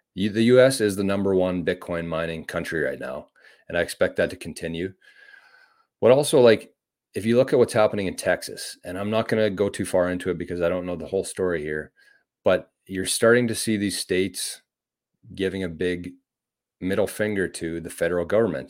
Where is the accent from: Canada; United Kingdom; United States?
Canada; as a Canadian